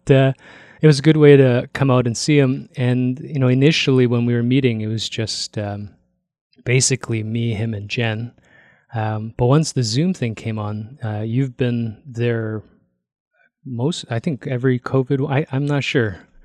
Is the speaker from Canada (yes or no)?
yes; Toronto, Ontario, Canada; moved away as an adult; also born or lived in Korea (parents); now in Calgary, Canada; I grew up in Toronto